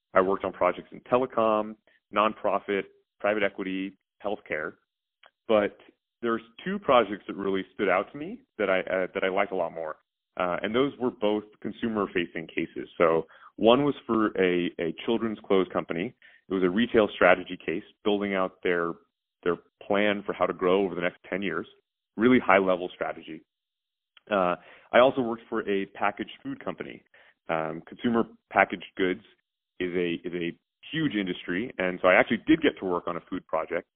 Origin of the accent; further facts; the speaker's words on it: Houston, Texas, United States; moved away; I grew up in Houston